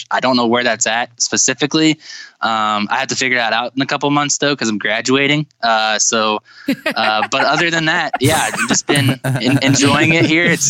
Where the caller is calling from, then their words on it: Winona Lake, Indiana, United States; I'm calling you guys from Winona Lake, Indiana. I'm a college student at Grace College and Theological Seminary.